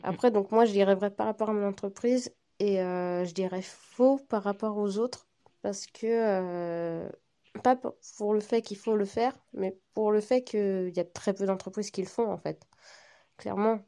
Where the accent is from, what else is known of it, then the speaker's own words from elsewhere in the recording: Brittany, France; je suis bretonne